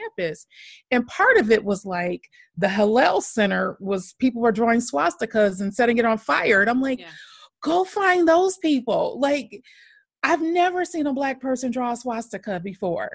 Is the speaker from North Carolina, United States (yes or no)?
no; Michigan, United States; moved away as an adult; also born or lived in Chicago / New York; now in Dallas, United States; I'm from Michigan originally. Then I lived in Chicago for about 9 years. Then I lived in New York for a couple of years. And now I'm in the Dallas area.